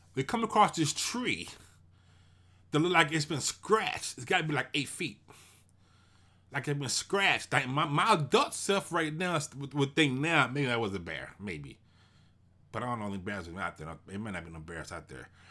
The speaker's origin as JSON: {"language": "English", "town": "Houston", "region": "Texas", "country": "United States", "tie": "born or raised there", "said": "I'm from Houston, Texas. I grew up in Fifth Ward."}